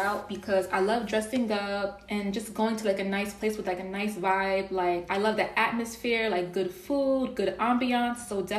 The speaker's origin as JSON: {"language": "English", "town": "New York City", "region": "New York", "country": "United States", "said": "we are both from Queens"}